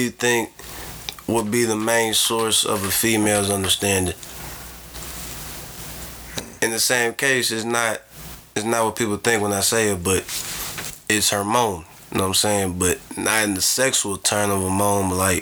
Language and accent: English; the South, United States; I'm from the South